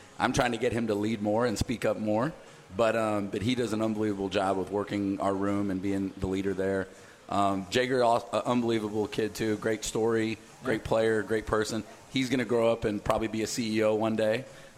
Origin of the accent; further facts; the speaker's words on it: Texas, United States; it's a great experience for all players growing up in Texas to get to play in stadiums like that and experiences.